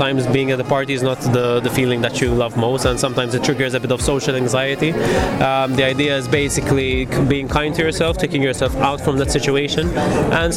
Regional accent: Mosta, Malta; I'm from Mostar

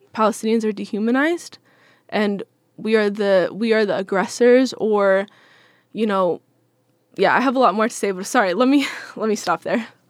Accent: Seattle, Washington, United States; I'm from Seattle, born and raised

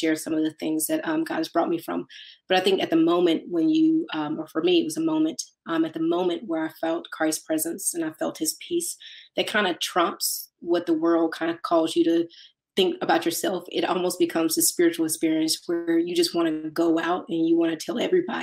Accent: Mississippi, United States; I'm from Mississippi

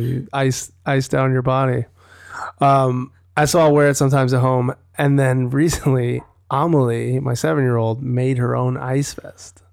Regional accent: Wisconsin, United States; now in Los Angeles, United States; growing up in Wisconsin, it was, like, you're not gonna walk to the market

